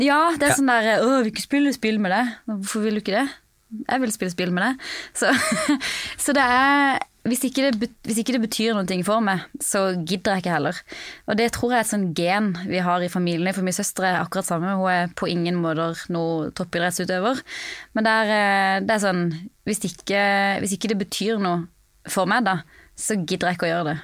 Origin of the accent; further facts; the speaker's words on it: Norway; moved away as an adult; now in United States; jeg var hjemom i Norge